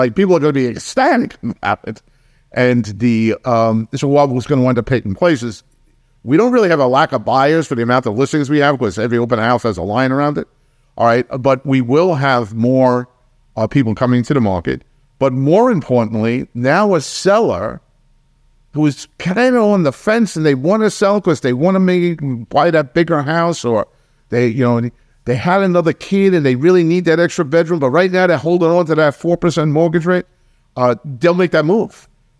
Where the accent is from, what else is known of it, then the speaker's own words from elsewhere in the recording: New York, United States; You know, I grew up in New York, and when we had snowstorms, they were snowstorms. You could be snowed in for 5 days.